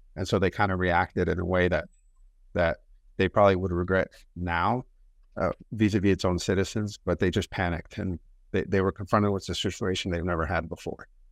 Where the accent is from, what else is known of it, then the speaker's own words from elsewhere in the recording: United States; I was born and raised in America